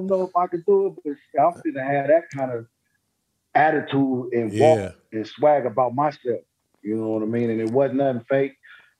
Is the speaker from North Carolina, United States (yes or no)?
no; Oakland, California, United States; Like, look, man, you know, I'm come from Oakland now.